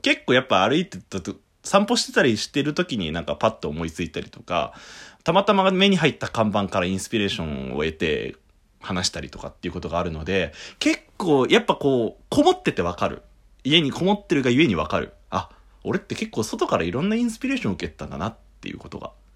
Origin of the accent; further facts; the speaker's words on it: Shizuoka, Japan; 僕とベベは結構あの、サイレントヒルみたいなところの県出身なんですよ